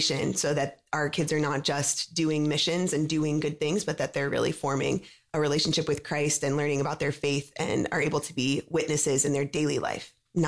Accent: North Carolina, United States; now in Atlanta, United States; I am originally from North Carolina and was consecrated in 2007. So after some years of formation, was sent to Chicago for a bit, and now have been serving in Atlanta.

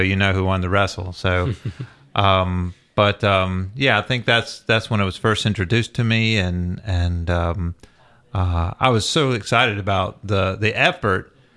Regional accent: the South, United States; growing up in the South

